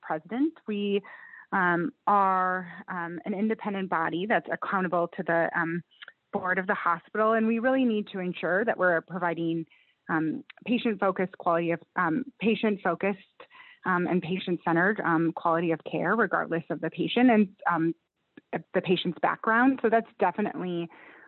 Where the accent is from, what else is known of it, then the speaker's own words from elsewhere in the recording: Wisconsin, United States; moved away as an adult; also born or lived in Midwest; now in California, United States; I grew up in Wisconsin and did most of my training in the Midwest